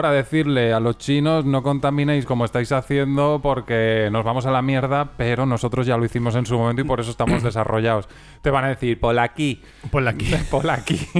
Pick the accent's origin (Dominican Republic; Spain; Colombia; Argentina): Spain; lo hemos decidido hacer en plan low cost porque somos españoles